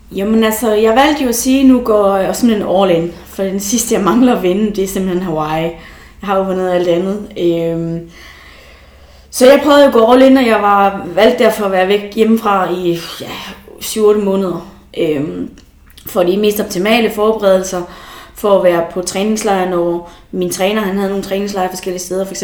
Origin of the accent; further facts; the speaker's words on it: Esbjerg, Southern Denmark, Denmark; now in Aalborg, Denmark; det er jo det, jeg kalder hjem. Det er jo Esbjerg, men selvom jeg bor i Aalborg, så er det jo også et hjem